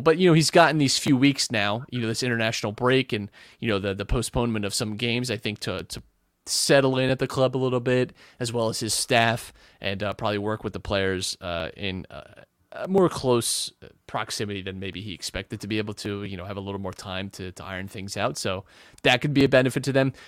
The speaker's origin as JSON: {"language": "English", "country": "United States", "said": "we're American"}